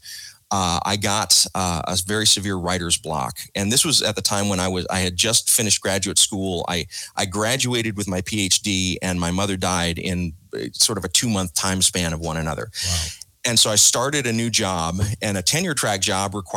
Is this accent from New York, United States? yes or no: no; South Georgia, United States; growing up in South Georgia, listening to WDAK, the rock and roll station